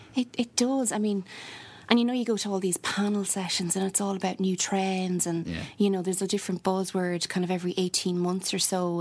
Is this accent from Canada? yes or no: no; Athlone, Leinster, Ireland; also born or lived in Dublin; now in Galway, Ireland; I'm originally from Athlone, so halfway okay. to everywhere, middle of nowhere.